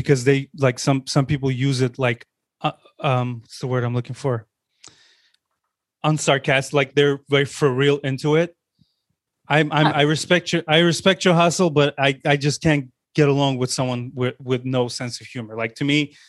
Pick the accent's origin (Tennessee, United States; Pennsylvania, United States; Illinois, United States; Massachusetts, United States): Illinois, United States; Chicago; Chicago, my hometown